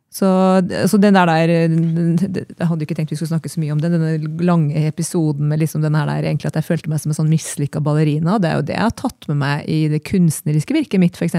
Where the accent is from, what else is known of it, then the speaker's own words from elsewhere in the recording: Trondheim, Trøndelag, Norway; also born or lived in Oslo; now in Eina, Norway; jeg kom fra Trondheim